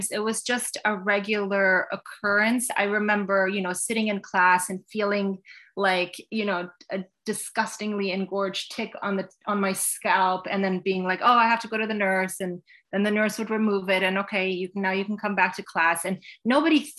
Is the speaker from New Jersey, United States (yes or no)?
no; New York, United States; now in Connecticut, United States; before I moved here, I had spent my teen years in Westchester County, New York.